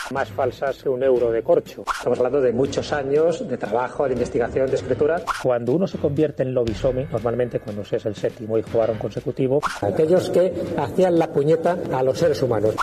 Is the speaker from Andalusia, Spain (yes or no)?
no; Castile and León, Spain; Aparece mi pueblo, aparecen los castillos, aparecen mis compañeros jugando y aparece sobre todo ese sabor entrañable que tienen los pueblos castellanos leoneses